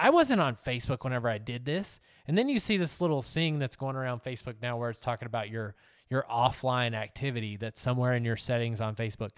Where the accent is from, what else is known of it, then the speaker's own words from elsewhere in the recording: Texas, United States; moved away; my home state of Texas